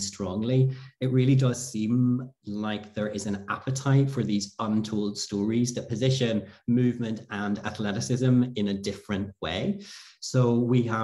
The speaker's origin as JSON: {"language": "English", "country": "Ireland", "moved": "as an adult", "lives_now": "Switzerland", "said": "I am from Ireland originally."}